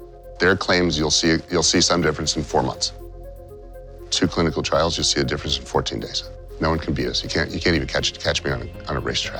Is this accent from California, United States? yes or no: yes; California, United States; I grew up out here in California for most of my life